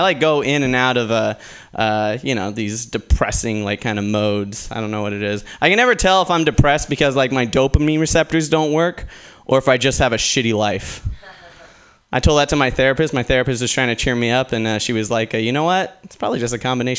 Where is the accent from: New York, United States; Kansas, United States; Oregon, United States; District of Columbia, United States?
Oregon, United States; Portland; Originally, I'm actually from Portland, Oregon